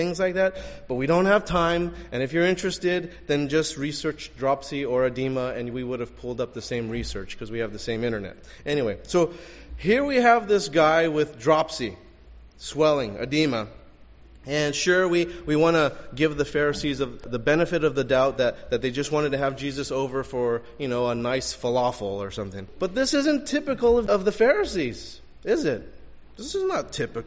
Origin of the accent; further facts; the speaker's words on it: Los Angeles, California, United States; also born or lived in La Puente; I grew up in Elysian Park in L.A. Went to school in La Puente